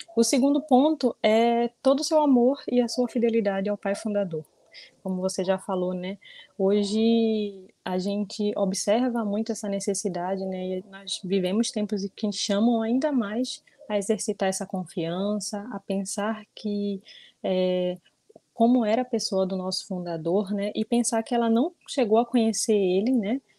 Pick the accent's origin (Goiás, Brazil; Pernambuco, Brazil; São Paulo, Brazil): Pernambuco, Brazil; Olinda; eu sou aqui de Olinda, Pernambuco, natural de Olinda mesmo